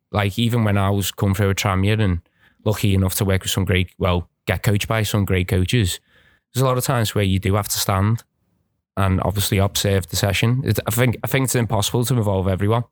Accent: Birkenhead, North West England, United Kingdom; where I grew up on the Wood Church

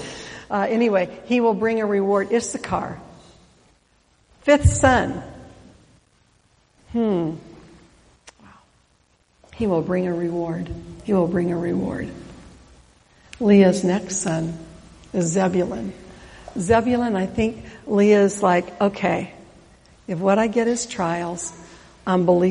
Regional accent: Oregon, United States; I'm from Oregon

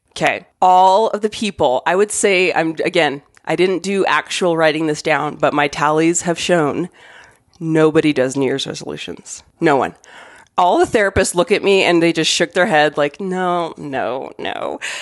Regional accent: Arizona, United States; moved away as an adult; now in Denver, United States; I grew up in Arizona.

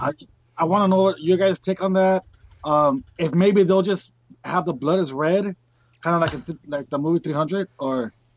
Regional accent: Los Angeles, California, United States; from L A, L A, California

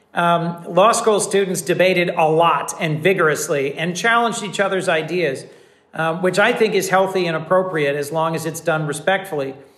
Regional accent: Wilmington, Delaware, United States; also born or lived in New Haven; my hometown of Wilmington

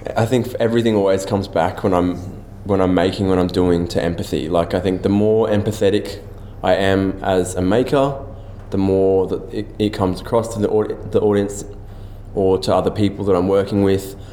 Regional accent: Australia; a Malaysian Australian

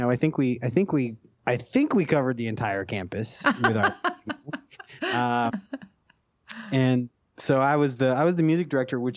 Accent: Banning, California, United States; I grew up in a little town called Banning, California. It's right between San Bernardino and Palm Springs

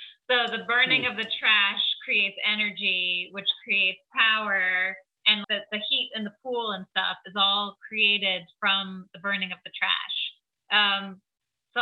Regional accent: New York, United States; As a New Yorker

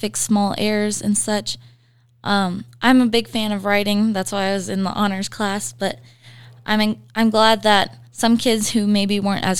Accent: Montana, United States; now in Riverton, United States; I'm originally from Montana

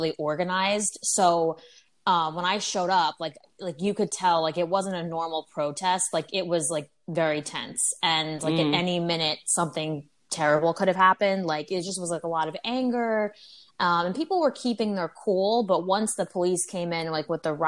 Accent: West Caldwell, New Jersey, United States; accent: Jersey; moved away as an adult; now in Los Angeles, United States; I'm from Essex County. So I'm from West Caldwell

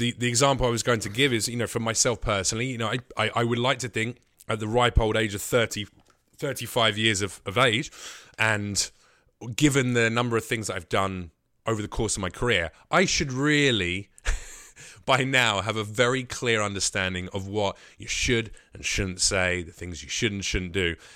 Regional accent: United Kingdom; moved away; as a Brit.

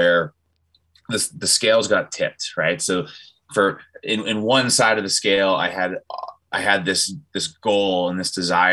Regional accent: Massachusetts, United States; moved away; also born or lived in Canton, New York; So I grew up in New England, grew up in Massachusetts.

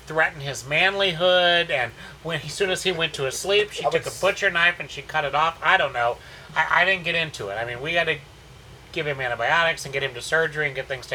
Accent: St. Louis, Missouri, United States; moved away as an adult; also born or lived in South Florida / Fort Worth, Texas / Houston, Texas; now in Texas, United States; Born and raised in the Midwest in St. Louis, but the majority of my adult life I spent in South Florida, West Palm Beach, Fort Lauderdale, Miami area.

